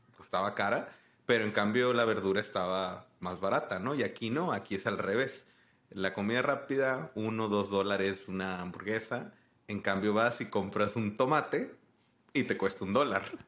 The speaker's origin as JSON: {"language": "Spanish", "town": "Tijuana", "region": "Baja California", "country": "Mexico", "moved": "as an adult", "lives_now": "United States", "said": "yo soy de Tijuana, que es la frontera arriba"}